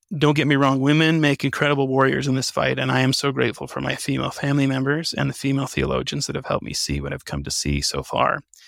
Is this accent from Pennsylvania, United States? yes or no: no; New Mexico, United States; I was born and raised in New Mexico